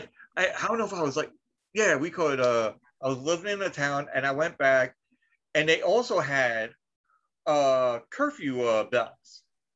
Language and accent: English; New York, United States; I'm like, I'm from New York.